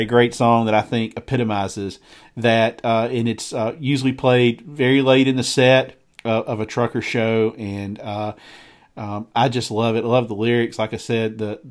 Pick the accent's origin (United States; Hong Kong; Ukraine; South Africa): United States; the South; I'm from the South. I grew up in the South.